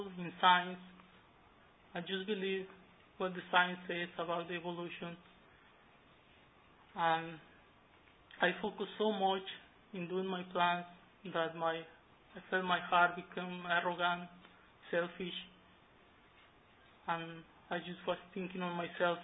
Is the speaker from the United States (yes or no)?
no; Pacific coast of Mexico, Mexico; moved away; I grew up in Mexico, in the Pacific coast of Mexico, in a farm with my parents